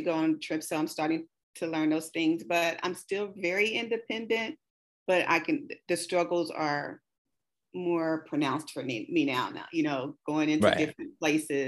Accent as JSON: {"language": "English", "town": "Kansas City", "region": "Missouri", "country": "United States", "said": "I'm from the Midwest, KC Mo, home of barbecue and jazz"}